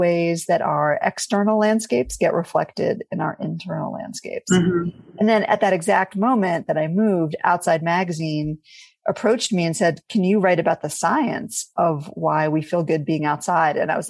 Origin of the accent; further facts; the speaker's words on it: New York City, New York, United States; I grew up actually in New York City